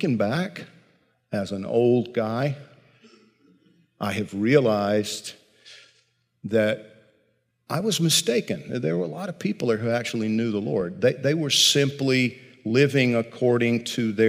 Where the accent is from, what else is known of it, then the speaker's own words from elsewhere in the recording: Georgia, United States; I grew up in Georgia, tobacco country